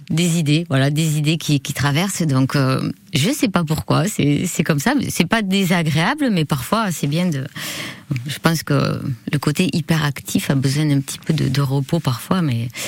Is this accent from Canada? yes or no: no; Bagnères-de-Bigorre, Occitania, France; now in Biarritz, France; bannière de Bigorre.